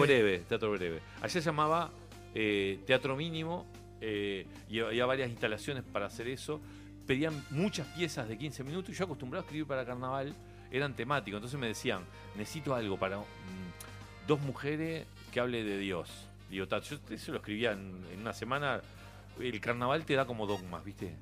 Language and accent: Spanish; Montevideo, Uruguay; moved away as an adult; also born or lived in Spain; la calle Suecia, donde yo nací